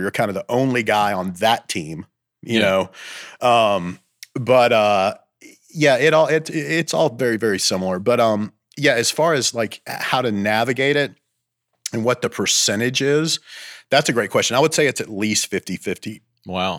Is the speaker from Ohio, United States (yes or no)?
no; Bowling Green, Kentucky, United States; moved away as an adult; now in Athens, United States; I grew up in Kentucky near Nashville Bowling Green, Kentucky